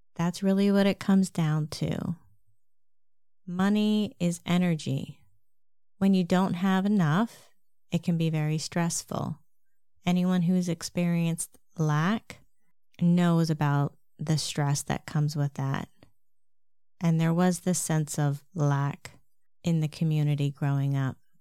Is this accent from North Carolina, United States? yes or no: no; Lancaster, Pennsylvania, United States; I grew up in Amish country, Lancaster, Pennsylvania